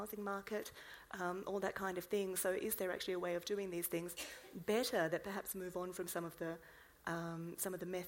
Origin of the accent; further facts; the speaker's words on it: Canberra, Australian Capital Territory, Australia; first language English; moved away as an adult; now in South Australia, Australia; I am from Canberra, spent, you know, a couple of decades here, moved to South Australia